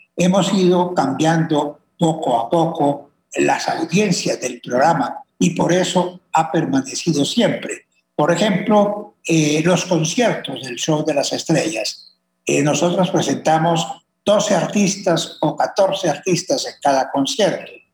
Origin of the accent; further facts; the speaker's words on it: Colombia; así somos los colombianos, por Dios. Los colombianos somos personas eh, echadas para adelante